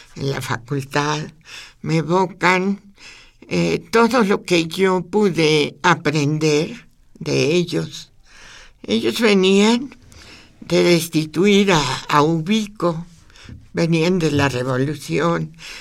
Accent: Zacatecas, Mexico; moved away; mi abuela, mis tías, la vida en Zacatecas

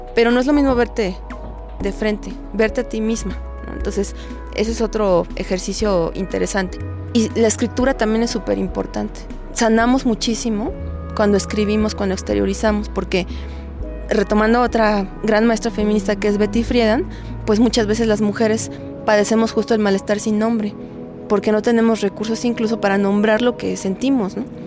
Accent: Mexico; el nuestro, como el mexicano

